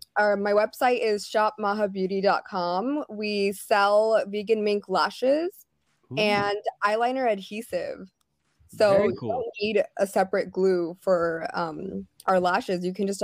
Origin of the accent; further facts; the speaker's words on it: Newport Beach, California, United States; I am from Orange County, California.